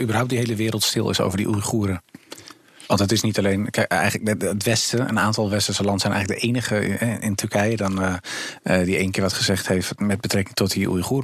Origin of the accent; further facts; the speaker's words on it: Amsterdam, North Holland, Netherlands; Ik, ik ben opgegroeid in Amsterdam Zuidoost in de Bijlmer in de jaren 80, 90